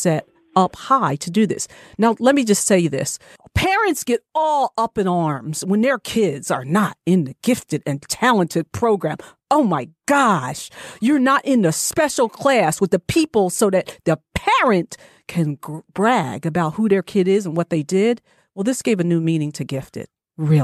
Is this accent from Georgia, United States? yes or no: no; New Jersey, United States; I'm originally from New Jersey, born and bred, proud to say